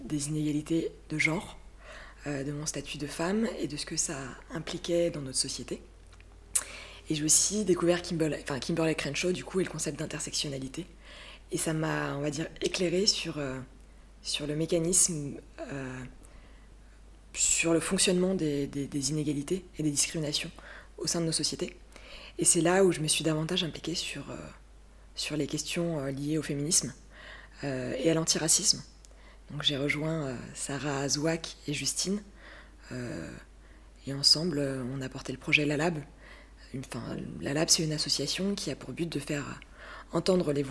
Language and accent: French; Burgundy, Bourgogne-Franche-Comté, France; now in Île-de-France, France; j'ai 26 ans, j'habite euh, en Ile-de-France, euh, j'ai grandi en Bourgogne